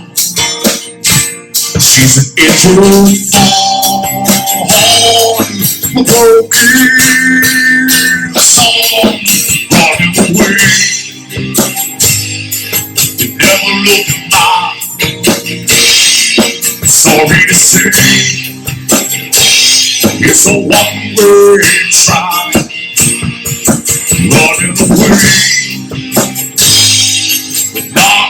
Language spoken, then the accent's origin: English; Petersburg, Kentucky, United States; I'm Petersburg, Kentucky